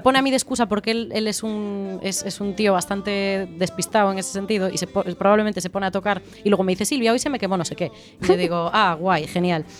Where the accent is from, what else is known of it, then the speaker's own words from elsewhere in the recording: Galicia, Spain; somos todos gallegos